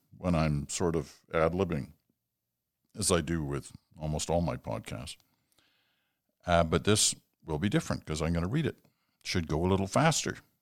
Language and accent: English; Stratford, Ontario, Canada; my hometown of Stratford, Ontario